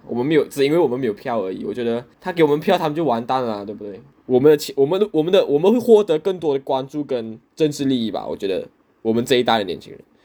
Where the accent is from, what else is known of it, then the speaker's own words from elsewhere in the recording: Malaysia; 作为一个土生土长的马来西亚华人，吃饺子是一件非常陌生的事情。我可能在我十多岁才第一次吃饺子，然后告诉我说这是我的传统。对我来说，新年就是要吃饭